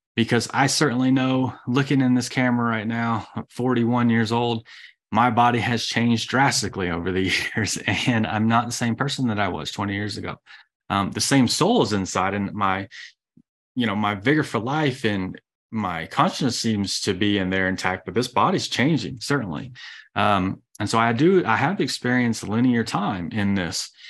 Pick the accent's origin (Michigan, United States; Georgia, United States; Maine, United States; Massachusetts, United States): Georgia, United States; I'm from Georgia